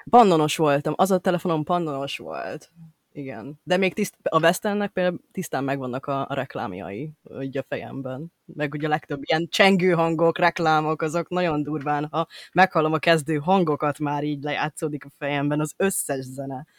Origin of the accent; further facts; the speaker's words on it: Budapest, Hungary; én Budapest belvárosában nőttem fel, tehát, hogy és azóta is ott élek